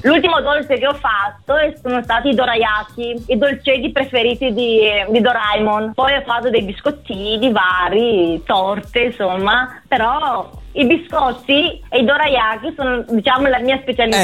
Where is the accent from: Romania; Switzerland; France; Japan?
Romania; now in Treviso, Italy; sono rumena, avendo comunque la cittadinanza italiana